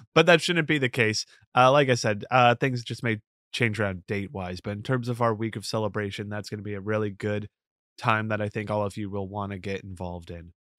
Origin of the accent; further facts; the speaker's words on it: Florida, United States; now in New York, United States; I grew up in Florida